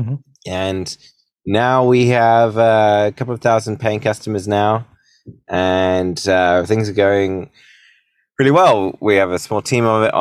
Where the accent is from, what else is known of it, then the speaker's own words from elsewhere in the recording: United Kingdom; moved away as an adult; also born or lived in San Francisco, United States; now in United States; So I'm a British entrepreneur. I've been making companies ever since I was a teenager. About 13 years ago, I moved to the States